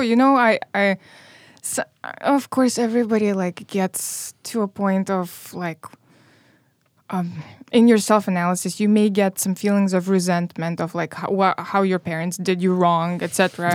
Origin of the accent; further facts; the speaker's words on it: Moldova; English is a second language; moved away as an adult; now in Chicago, United States; I grew up in Moldova